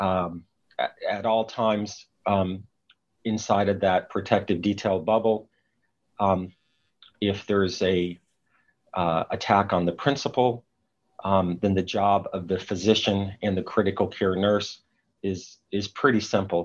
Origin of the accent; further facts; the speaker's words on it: Chattanooga, Tennessee, United States; moved away as an adult; also born or lived in Southern California; I grew up near Chattanooga, Tennessee, went off to medical school at age 19 in Southern California.